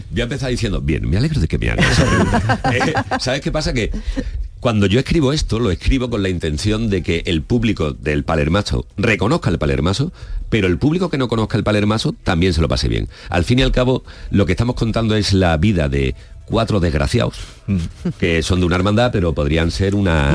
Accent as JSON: {"language": "Spanish", "town": "Salteras", "region": "Andalusia", "country": "Spain", "tie": "born or raised there", "also_born_or_lived": "Seville", "said": "grabo en Salteras, en mi pueblo"}